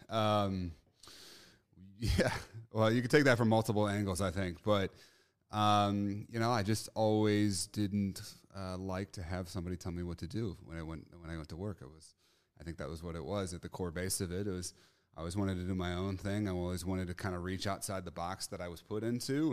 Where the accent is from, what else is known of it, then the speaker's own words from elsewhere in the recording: St. Louis, Missouri, United States; I'm from Saint Louis, Missouri